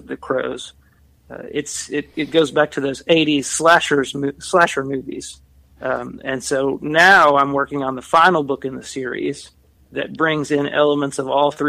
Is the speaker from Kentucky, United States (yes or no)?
yes; Kentucky, United States; I come from Kentucky, so rural America, small town America, grew up around a lot of cornfields